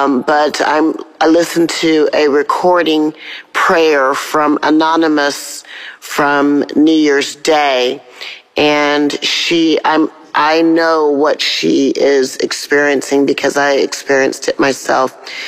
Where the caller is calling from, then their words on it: Atlanta, Georgia, United States; I'm calling from Atlanta, Georgia.